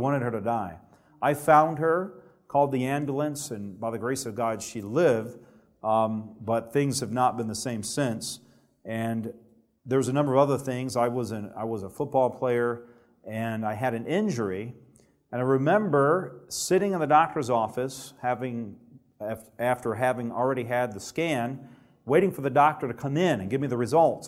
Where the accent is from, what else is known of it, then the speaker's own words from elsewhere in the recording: Alabama, United States; I grew up in Alabama where there's not a lot of Adventists